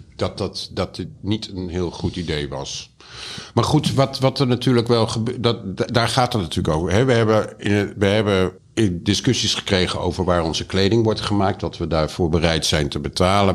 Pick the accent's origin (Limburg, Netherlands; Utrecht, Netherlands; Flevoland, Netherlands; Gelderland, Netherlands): Utrecht, Netherlands; now in Amsterdam, Netherlands; ik ben geboren in Utrecht